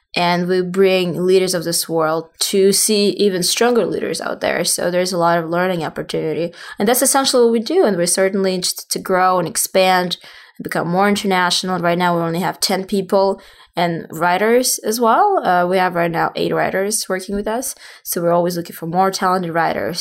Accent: Russia; moved away as an adult; also born or lived in southern Russia / Saint Petersburg, Russia; now in New York, United States; I, obviously originally from Russia. I was born in the South, and then my family moved to Saint Petersburg, and then I moved to the States for education

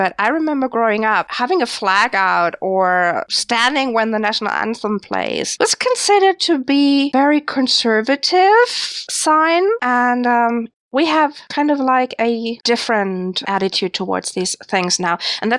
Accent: Germany

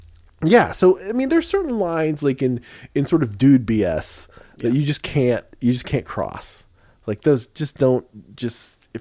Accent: Spain; born there; But I was born in Spain. I have an accent that I've affected.

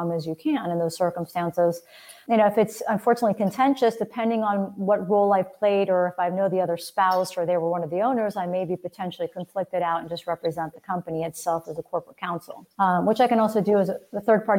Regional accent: Miami, Florida, United States; I'm actually born and raised in Miami. I'm one of the rare native Floridians

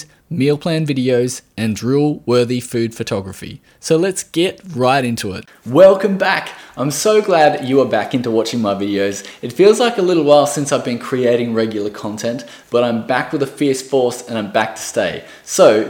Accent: Australia; I am from Australia

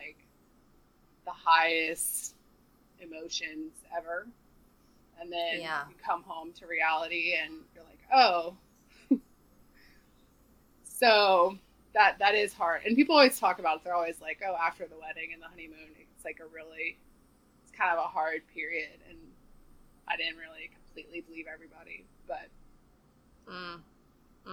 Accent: Charleston, South Carolina, United States; also born or lived in New York; now in Nashville, United States; I'm from Charleston, South Carolina

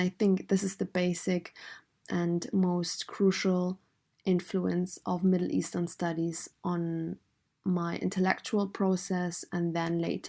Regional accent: Afghanistan; now in Germany; I was born in Afghanistan

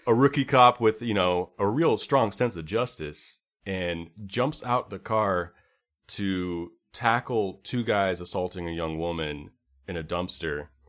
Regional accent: California, United States; I'm from California

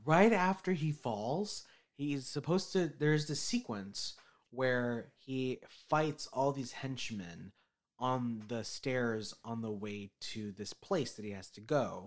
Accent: United States; I'm American

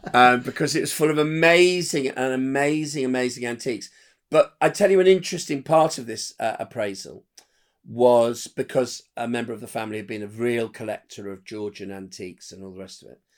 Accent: Windsor, South East England, United Kingdom; I'm from near London in Windsor

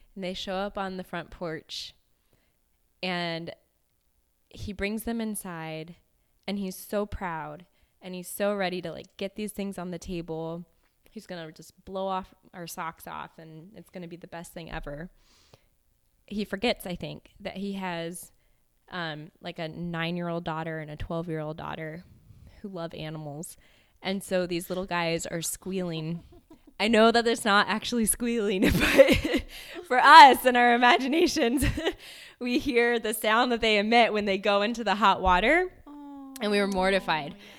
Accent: West Coast, United States; growing up on the West Coast

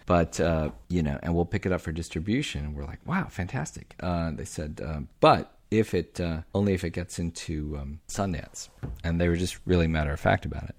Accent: Omaha, Nebraska, United States; I grew up in Omaha

